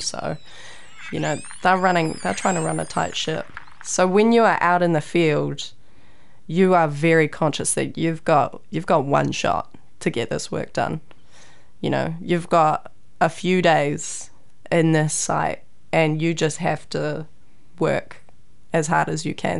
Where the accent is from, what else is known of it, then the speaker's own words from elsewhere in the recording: Raglan, Waikato, New Zealand; I grew up in Raglan, Whangaroa